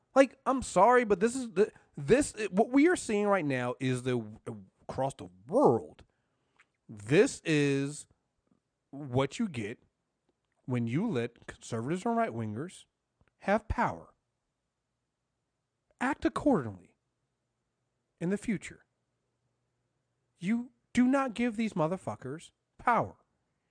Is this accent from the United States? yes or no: yes; United States; I'm American